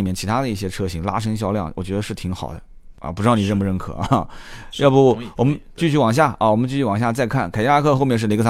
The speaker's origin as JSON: {"language": "Chinese", "country": "China", "tie": "born or raised there", "said": "就我我们我们这个也没啥移民，我们就是土生土长。你像我就当地土生土长，你可能在上海打拼，但是老家的那个根还在那个位置"}